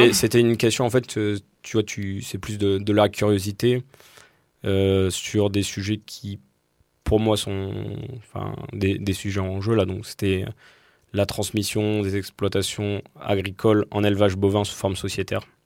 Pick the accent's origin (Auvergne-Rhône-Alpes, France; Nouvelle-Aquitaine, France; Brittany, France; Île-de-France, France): Nouvelle-Aquitaine, France; southern Dordogne, Sarladais; je viens de Dordogne, le sud Dordogne, dans le Sarladé